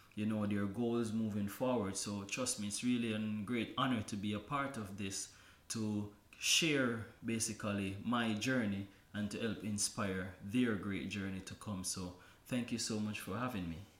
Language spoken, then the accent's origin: English; Kingston, Jamaica; born and raised in Kingston, Jamaica